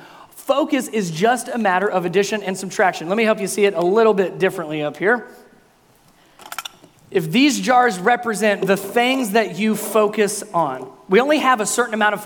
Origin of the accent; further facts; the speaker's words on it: the North, United States; moved away; I'm a Yankee, I'm from the North